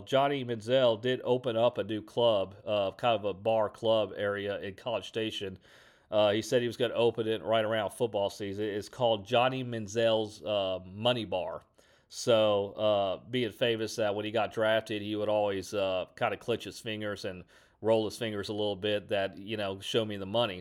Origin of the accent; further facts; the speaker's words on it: Houston, Texas, United States; I'm from Houston